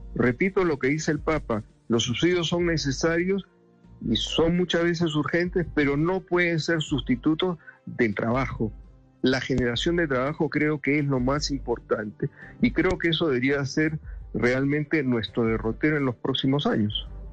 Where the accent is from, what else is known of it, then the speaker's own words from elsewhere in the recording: Lima, Peru; now in Bogotá, Colombia; yo soy limeño mazaborrero de pura cepa, como decimos a los que nacemos en Lima